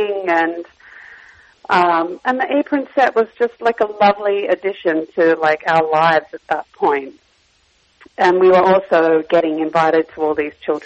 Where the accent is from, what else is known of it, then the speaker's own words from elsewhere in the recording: Australia; moved away as an adult; now in North America; when I was growing up in Australia